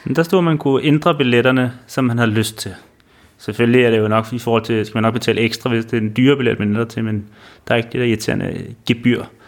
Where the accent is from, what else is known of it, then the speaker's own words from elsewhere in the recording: Denmark; vi kunne komme ind som danskere